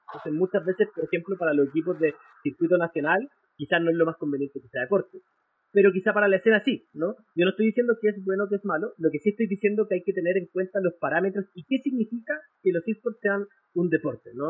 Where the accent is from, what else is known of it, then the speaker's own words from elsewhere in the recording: Chile; soy de Chile, estudié Derecho en la Universidad Adolfo Ibáñez